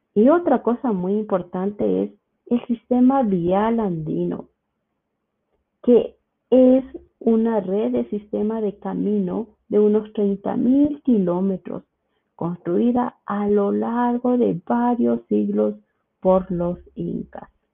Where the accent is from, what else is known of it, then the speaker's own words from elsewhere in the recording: Quito, Pichincha, Ecuador; soy de Quito, Ecuador